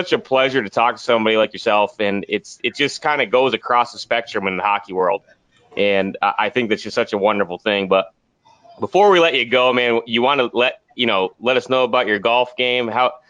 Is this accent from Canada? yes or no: no; northern New York, United States; as far north as we all come from in New York, we're practically Canadian anyway